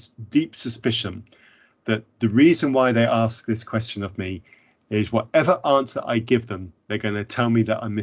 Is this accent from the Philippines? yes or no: no; Zambia; growing up in Zambia